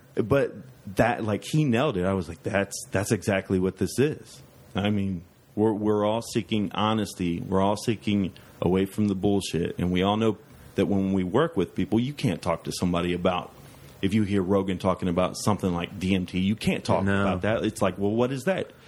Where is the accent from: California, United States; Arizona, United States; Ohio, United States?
Ohio, United States; Dayton; I grew up in East Dayton, Ohio, and uh, it was a poor neighborhood